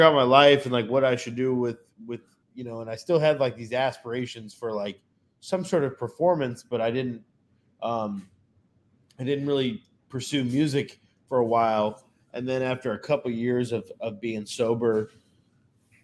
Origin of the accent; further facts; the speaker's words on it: Northwest Indiana, United States; moved away as an adult; also born or lived in Chicago, Illinois; now in Delray Beach, United States; I'm originally from, I was born in Chicago. I grew up in Northwest Indiana. And then I've been down in Florida for the last 7+ years